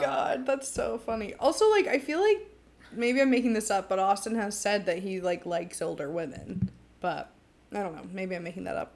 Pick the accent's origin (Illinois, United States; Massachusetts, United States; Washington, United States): Massachusetts, United States; Medway; I'm from good old Medway, Massachusetts, teeny tiny town